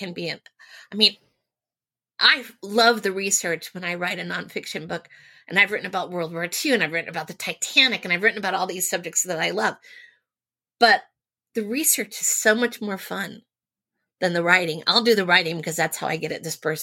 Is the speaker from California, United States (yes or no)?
no; outside Houston, Texas, United States; I grew up in Texas a long, long time ago, but it was very rural in the community outside of Houston where I lived